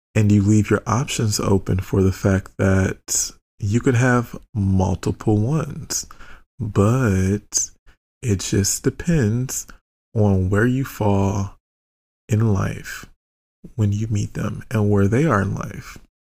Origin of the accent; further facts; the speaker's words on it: United States; I'm American